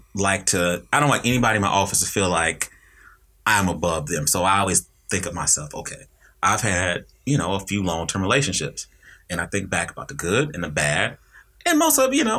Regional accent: Kansas City, Kansas, United States; also born or lived in North Carolina; I am from the dot. So Frank Rush and Rosedale Middle School. And then I went to Sumner Academy

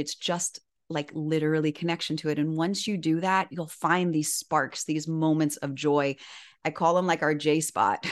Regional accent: Miami, Florida, United States; moved away as an adult; also born or lived in Syracuse, New York; born and raised in Miami

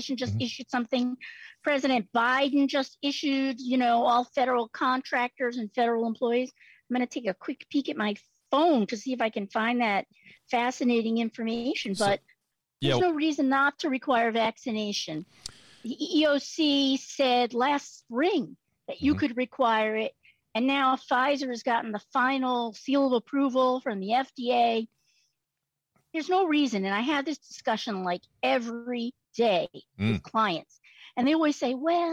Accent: New York City, New York, United States; I'm from the Bronx

